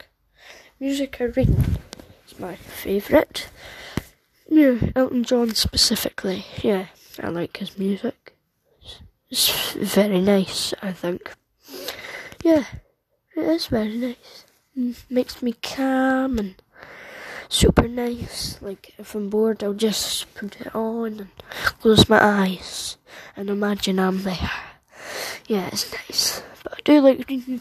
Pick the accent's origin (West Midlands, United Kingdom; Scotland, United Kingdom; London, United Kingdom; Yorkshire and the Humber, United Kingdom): Scotland, United Kingdom; Edinburgh; I was born in Edinburgh, United Kingdom, where I reside, growing up, and still live